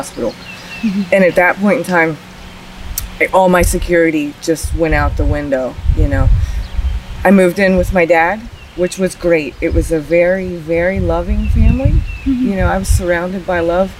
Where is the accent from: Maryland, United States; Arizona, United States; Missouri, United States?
Maryland, United States; Georgetown; I was born in 1978 in Georgetown, Maryland